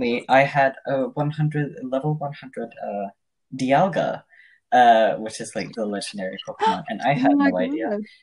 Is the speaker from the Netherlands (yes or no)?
no; Norway; I'm from Norway